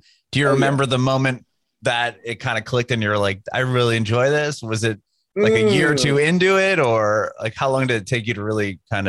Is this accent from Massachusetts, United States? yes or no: no; Southern California, United States; I'm from Southern California.